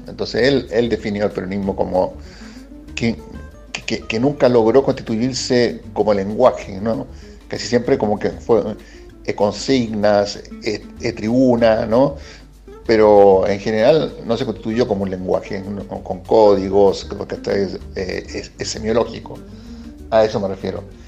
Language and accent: Spanish; Chile; accent: Chilean; moved away as an adult; now in Argentina; Es chileno, o, por mi acento, pero yo viviendo acá nueve años, un poquito más.